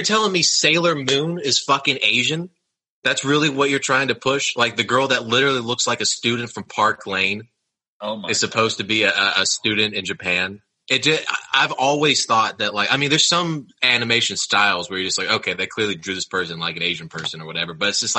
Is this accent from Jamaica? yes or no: no; Austria; I'm an import from fucking Austria.